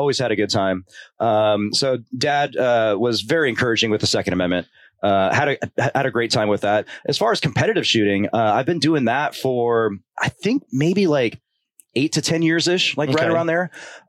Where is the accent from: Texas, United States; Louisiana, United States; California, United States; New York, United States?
California, United States; Porterville; I'm born and raised in California.